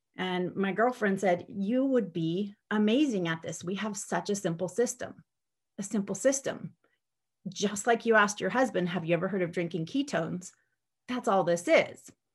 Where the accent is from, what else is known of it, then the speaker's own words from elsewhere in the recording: San Diego, California, United States; I am from San Diego, California